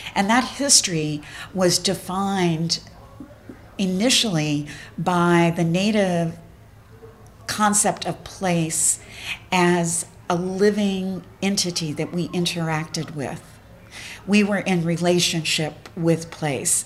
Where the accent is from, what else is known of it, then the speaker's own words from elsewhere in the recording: Appalachian Mountains, United States; I come from the Appalachian Mountains, and I identify as an Appalachian.